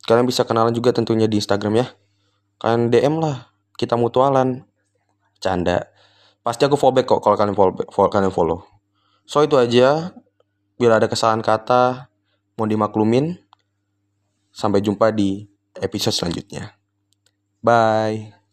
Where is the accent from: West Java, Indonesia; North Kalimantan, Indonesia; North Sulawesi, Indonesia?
North Kalimantan, Indonesia; Tarakan; bingung nih kalau di daerah aku Tarakan tuh kayak nggak biasa banget ngomong gua gua gitu jadi biasanya aku kamu gitu